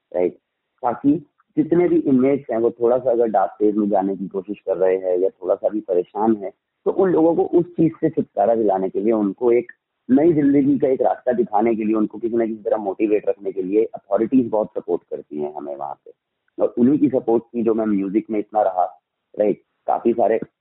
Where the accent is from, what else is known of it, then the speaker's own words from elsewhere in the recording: Delhi, India; also born or lived in Punjab; I born in 1982 in a small village of Punjab, right? And after that came to Delhi. उसके बाद schooling मेरी दिल्ली में हुई सारी